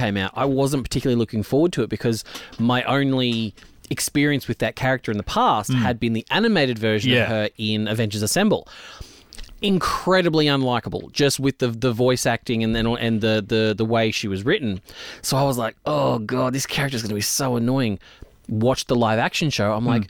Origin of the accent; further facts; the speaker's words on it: Canada; I'm Canadian, so I'm cheap.